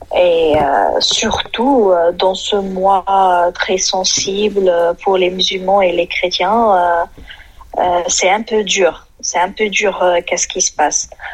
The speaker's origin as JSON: {"language": "French", "town": "Hebron", "region": "West Bank", "country": "Palestine", "moved": "yes", "lives_now": "Ramallah, Palestine", "said": "Moi, je suis d'origine d'Hébron, mais j'habite à Ramallah."}